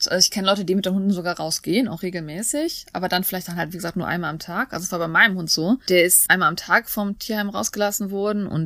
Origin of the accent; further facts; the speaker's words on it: South Korea; Weil ich ja diese Voraussetzungen erfüllt habe und das in Korea gemacht habe und ich als Koreaner zurückgekommen bin